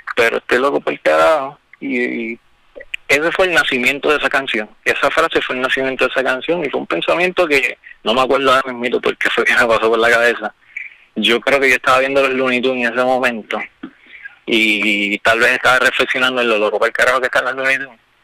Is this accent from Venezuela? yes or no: no; Quebradillas, Puerto Rico; moved away as an adult; now in Camuy, Puerto Rico; Yo nací en Quebradilla, hace dos años vivo en Camo